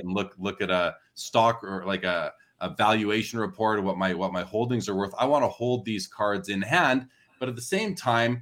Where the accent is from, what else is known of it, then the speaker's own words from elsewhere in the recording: Canada; I'm Canadian.